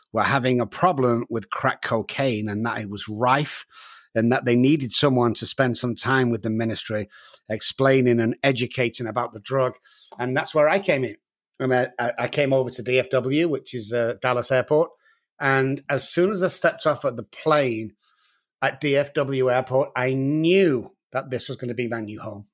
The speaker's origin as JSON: {"language": "English", "town": "Manchester", "region": "North West England", "country": "United Kingdom", "moved": "as an adult", "lives_now": "San Antonio, United States", "said": "as you can tell from my accent, guys, I'm from Manchester in the United Kingdom, and I've been over here for about fourteen years"}